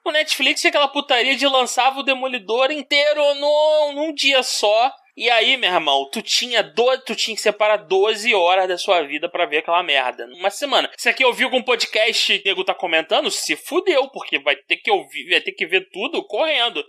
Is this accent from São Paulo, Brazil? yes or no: no; Rio de Janeiro, Brazil; eu sou do Rio